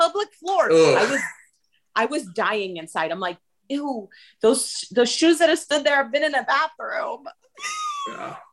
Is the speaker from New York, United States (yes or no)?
no; Miami, Florida, United States; I grew up in Miami